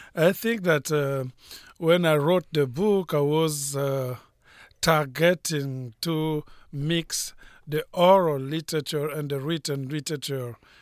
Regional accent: Republic of the Congo; English is a second language; moved away as an adult; also born or lived in France / United States; now in Los Angeles, United States; I was born in Africa, in Congo-Brazzaville, uh, speaking French of Edo. I, uh, went to school of Edo, and then I went to France

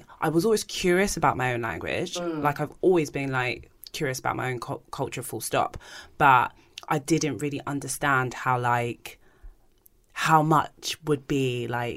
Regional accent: London, United Kingdom; also born or lived in Manchester; I was born and raised in London

